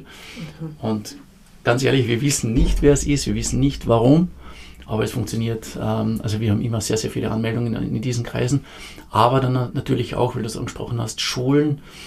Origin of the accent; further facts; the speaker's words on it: Carinthia, Austria; moved away as an adult; also born or lived in Vienna; grundsätzlich bin ich Kärntner, ich bin in Kärnten aufgewachsen